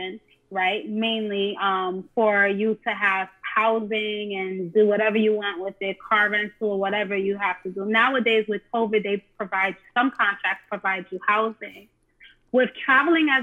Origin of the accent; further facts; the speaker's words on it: New York City, New York, United States; moved away as an adult; now in California, United States; I was born and raised in New York City, specifically the Bronx, New York